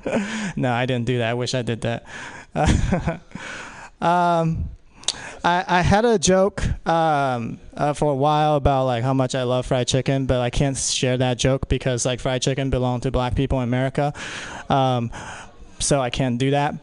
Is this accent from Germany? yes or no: no; Philippines; I'm Filipino